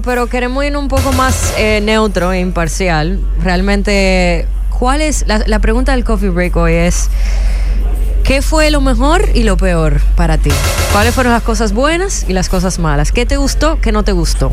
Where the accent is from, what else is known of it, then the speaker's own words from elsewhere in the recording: Dominican Republic; nuestra humor como dominicanos